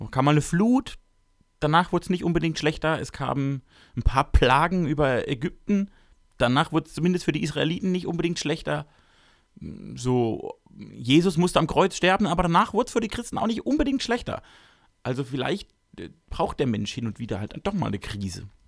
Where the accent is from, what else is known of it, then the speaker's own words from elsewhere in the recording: Baden-Württemberg, Germany; Ich komme also, aus Baden-Württemberg.